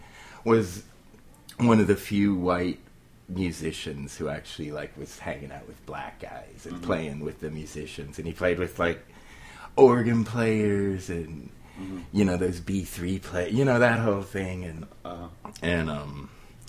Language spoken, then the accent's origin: English; Kansas City, Missouri, United States; moved away; also born or lived in New York; I'm from Kansas City